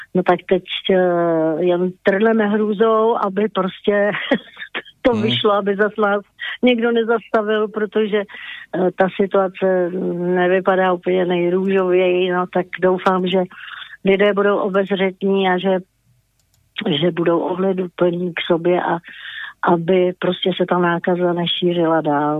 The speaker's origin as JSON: {"language": "Czech", "region": "Bohemia", "country": "Czechia", "said": "tady u nás v Čechách"}